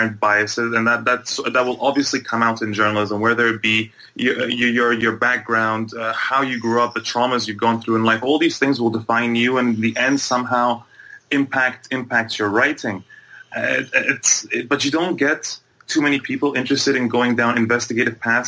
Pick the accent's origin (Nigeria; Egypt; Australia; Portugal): Egypt; moved away as an adult; also born or lived in Bahrain / Toronto, Canada; I grew up between Egypt and Bahrain for the first part of my life, and into my early teenage years. Then I moved back to Egypt, and then by the time I was coming to go to university, I moved to Canada